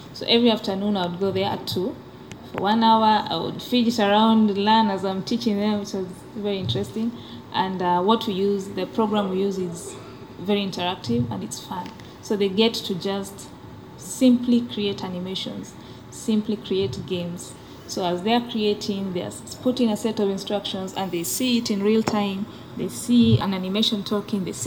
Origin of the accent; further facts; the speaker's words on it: Kenya; now in Uganda; Originally, I'm from Kenya